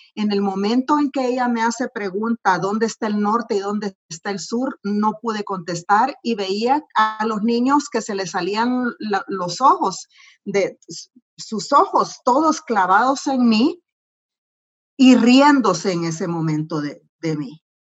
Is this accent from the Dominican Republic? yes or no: no; El Salvador; moved away as an adult; now in United States; geográficamente, nací en El Salvador